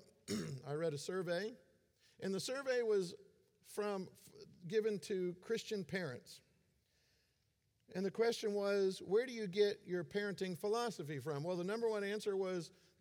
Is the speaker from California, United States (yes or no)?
no; Florida, United States; I grew up in Florida